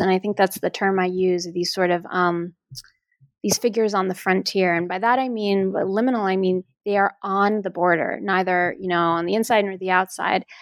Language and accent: English; New York, United States; when I was growing up in New York, my father is a, a Greek immigrant